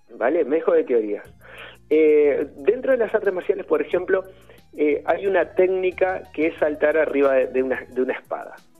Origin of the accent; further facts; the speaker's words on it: Uruguay; also born or lived in Madrid; now in Spain; mi infancia en Uruguay